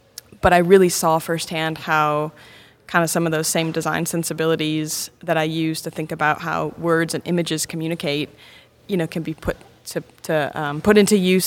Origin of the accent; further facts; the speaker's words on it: Flint, Michigan, United States; moved away; also born or lived in Detroit, Michigan; I grew up in Flint, Michigan